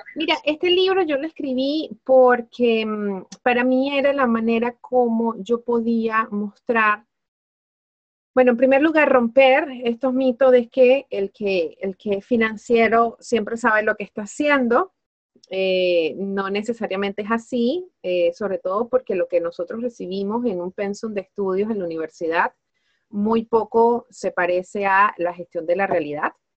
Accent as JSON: {"language": "Spanish", "country": "Venezuela", "moved": "as an adult", "lives_now": "Spain", "said": "los elementos que me distinguen a mí como venezolana, como latina, como latinoamericana"}